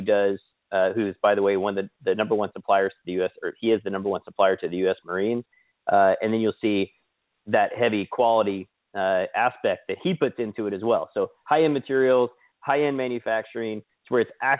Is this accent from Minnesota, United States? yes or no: no; Kansas, United States; moved away; also born or lived in Sedona, Arizona; I grew up in Kansas, but I also lived in Arizona, like Sedona, Arizona area